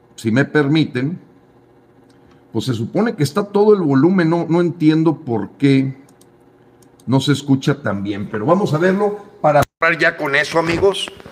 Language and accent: Spanish; Mexico; Yo te hablo como mexicano.